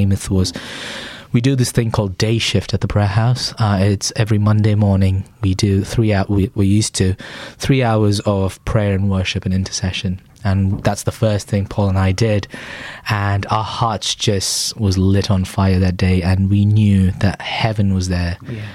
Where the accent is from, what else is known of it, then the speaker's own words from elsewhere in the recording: Chennai, Tamil Nadu, India; moved away as an adult; now in England; So I grew up in a place called Chennai in the southeast of India.